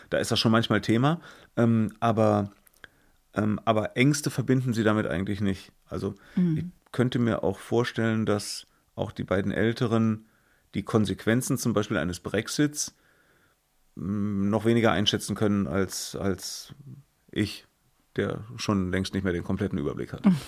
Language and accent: German; Germany; Ich bin ja Deutscher äh, in Europa.